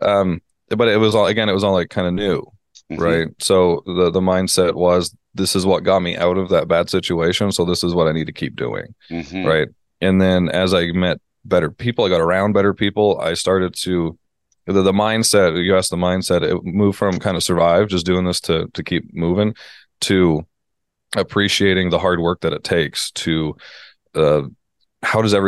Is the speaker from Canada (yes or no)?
yes; Canada; moved away as an adult; also born or lived in United States; I'm Canadian moving to the States